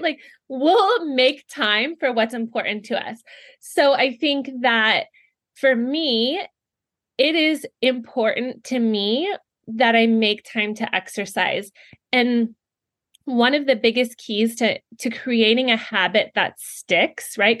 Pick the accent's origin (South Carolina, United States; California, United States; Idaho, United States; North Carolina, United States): California, United States; moved away as an adult; now in Ohio, United States; I'm originally from California and born and raised there